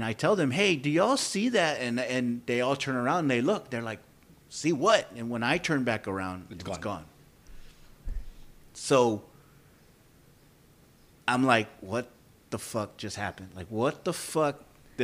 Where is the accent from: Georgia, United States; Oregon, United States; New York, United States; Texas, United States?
Texas, United States; San Antonio; We're from San Antonio. We're Hispanic